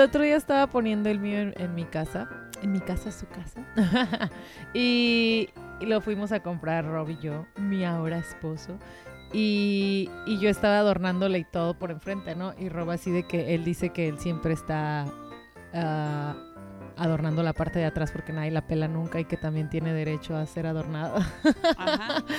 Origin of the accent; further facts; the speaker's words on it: Mexico; de México